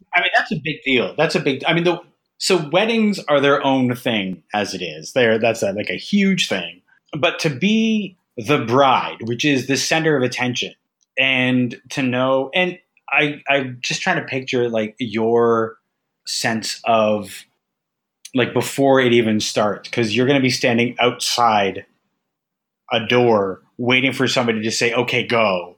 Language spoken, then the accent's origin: English; Ajax, Ontario, Canada; moved away as an adult; also born or lived in Mississauga; I moved away from Ajax to Mississauga uh, for just before, like once I finished high school